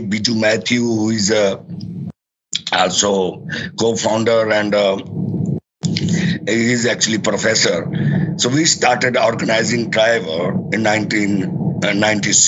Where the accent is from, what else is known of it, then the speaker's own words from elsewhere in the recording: Pakistan; now in New York, United States; I'm actually from Pakistan